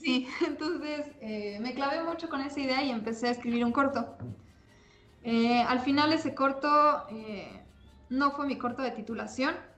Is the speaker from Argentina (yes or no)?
no; Mexico; no había nadie más de México, entonces eso me, hacía sentir un poco especial. Y como buena mexicana